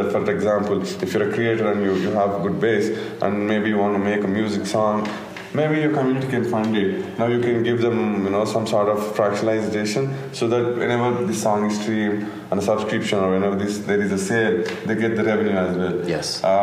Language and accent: English; India; we are from India